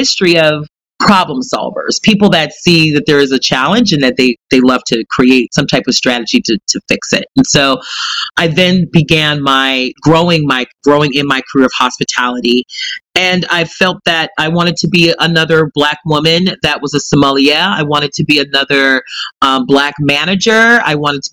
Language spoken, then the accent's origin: English; California, United States; moved away as an adult; now in New York, United States; And I'm originally from California